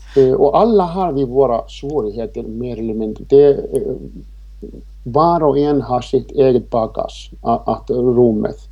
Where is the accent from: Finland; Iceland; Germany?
Iceland; now in Sweden; Jag är född och uppvuxen på Island men jag har bott här i 26 år i det här fantastiska fina Sverige